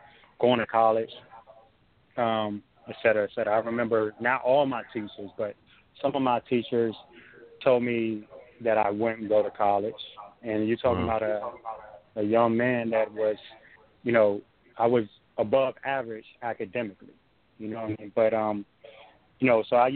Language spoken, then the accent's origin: English; Hampton, Virginia, United States; also born or lived in Newport News, Virginia; now in Tampa, United States; Yes, I grew up in Hampton. I now live in Tampa, Florida, but I grew up in Hampton. Hampton and Newport News.